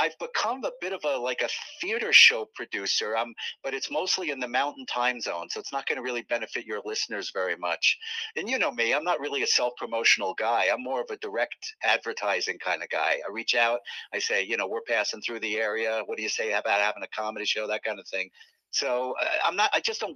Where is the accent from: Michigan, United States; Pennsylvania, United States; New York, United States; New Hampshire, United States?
New York, United States; New York City; I grew up in Manhattan, New York